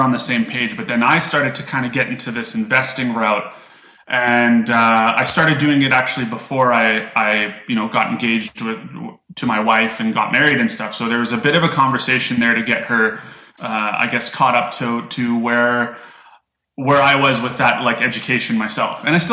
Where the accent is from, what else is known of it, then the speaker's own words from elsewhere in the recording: Calgary, Alberta, Canada; I grew up in Calgary, Alberta, Canada.